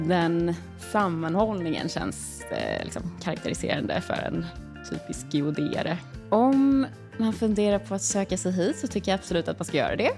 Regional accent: Stockholm, Stockholm County, Sweden; also born or lived in Uppsala; Jag är från Stockholm från början, men jag hade pluggat i Uppsala och då hade jag precis kommit tillbaka till Stockholm igen

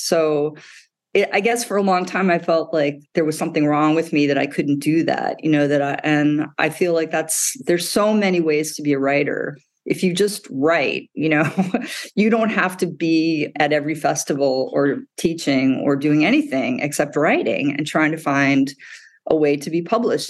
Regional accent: Midwest, United States; now in New York City, United States; I grew up in the Midwest.

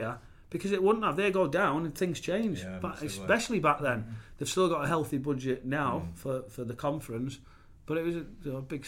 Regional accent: Hartlepool, North East England, United Kingdom; I was from Hartlepool, so I ball boyed there. My dad runs the pub still on the corner.

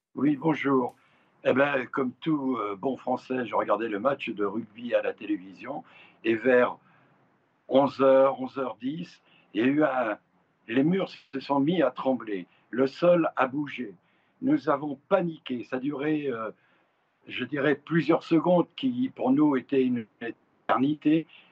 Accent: France; now in Marrakech, Morocco; nous sommes français du Maroc, mais ça fait 20 ans que nous habitons le Maroc.

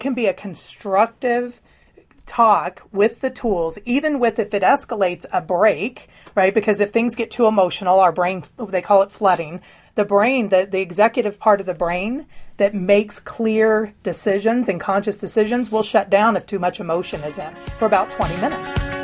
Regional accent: the Bible Belt, United States; I was raised in the Bible Belt

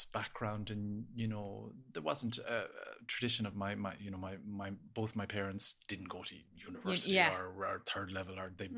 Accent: Ennis, Munster, Ireland; now in Dublin, Ireland; I grew up in Ennis, County Clare

